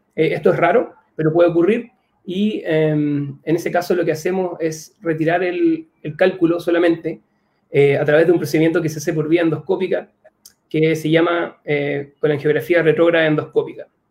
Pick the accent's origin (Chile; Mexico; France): Chile; mi país